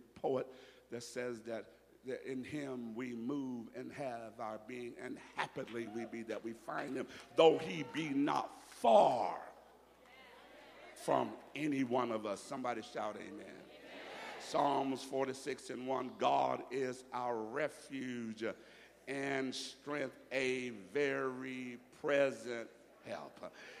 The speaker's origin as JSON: {"language": "English", "region": "Alabama", "country": "United States", "said": "I went to Jamaica, and they knew I was from Alabama. I'm not from Jamaica. I'm from Alabama."}